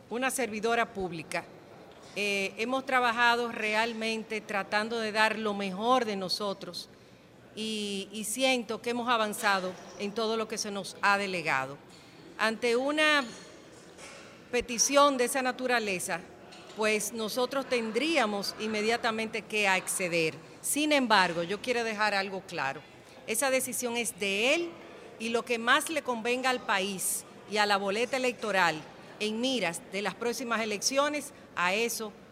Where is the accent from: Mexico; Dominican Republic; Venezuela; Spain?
Dominican Republic; porque traer este evento a la República Dominicana es proyectar nuestro país desde lo que nosotros somos